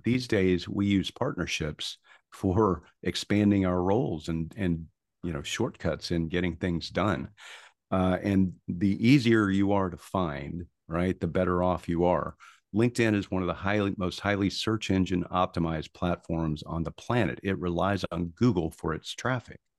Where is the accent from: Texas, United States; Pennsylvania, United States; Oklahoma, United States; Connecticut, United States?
Oklahoma, United States; Tulsa; moved away as an adult; also born or lived in Houston; I grew up in Tulsa, Oklahoma